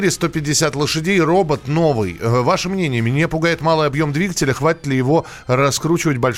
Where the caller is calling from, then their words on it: Germany; А, доброе утро, Кирилл. Я из Германии.